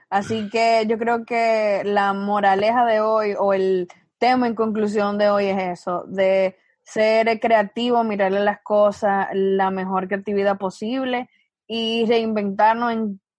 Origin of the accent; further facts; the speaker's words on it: Santiago de los Caballeros, Santiago, Dominican Republic; now in New York, United States; Yo soy oriunda de Santiago, pero resido